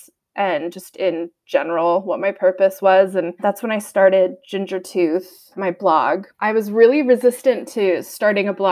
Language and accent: English; United States; moved away as an adult; also born or lived in Portland, Maine / Nantucket, Massachusetts / Sweden / California; now in Bitterroot Valley, Montana, United States; I'm from Portland, Maine and Nantucket, Massachusetts. I grew up in both places